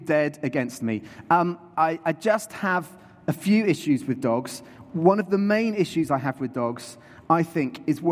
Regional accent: New Forest, South East England, United Kingdom; I grew up in the New Forest, and so I used to see horses and donkeys and cows.

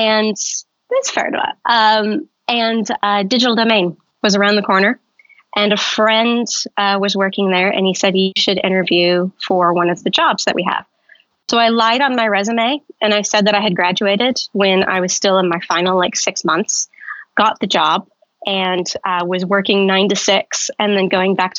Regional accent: Southern California, United States; also born or lived in Arizona; I grew up in Southern California, actually very close to Disneyland.

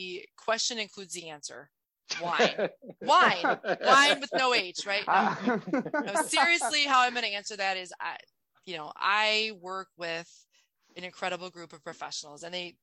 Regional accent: Ottawa, Illinois, United States; I actually grew up in rural Illinois. It's called Ottawa, Illinois

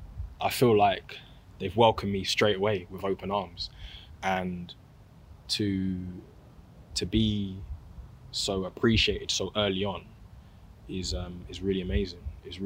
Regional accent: London, United Kingdom; because Gavin Caddy are also from South London. I'm from South London.

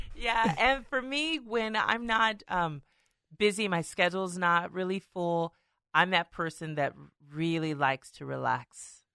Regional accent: Stockton, California, United States; I was born in Stockton, raised in Stockton, went to local schools.

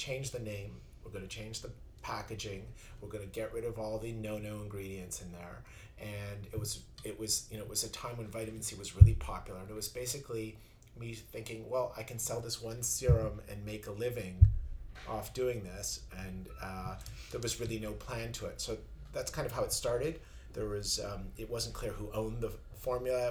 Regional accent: Vancouver, British Columbia, Canada; moved away as an adult; also born or lived in Minneapolis; now in New York, United States; I was actually born in Minneapolis. I was only there 2 months as a baby, but my parents were Canadian. I grew up in Vancouver.

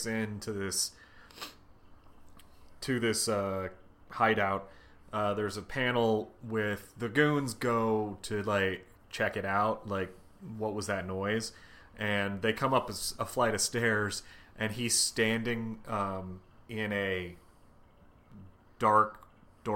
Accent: United States; I'm American as hell

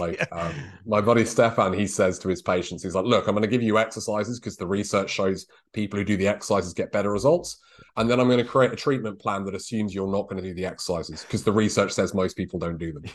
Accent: United Kingdom

